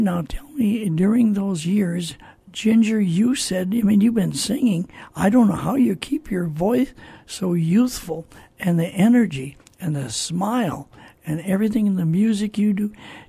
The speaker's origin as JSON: {"language": "English", "town": "Minneapolis", "region": "Minnesota", "country": "United States", "tie": "born or raised there", "said": "I grew up in Minneapolis, Minnesota, and as a very young teenager, hardly even a teenager, I attended Calvary Temple, and what a church that was"}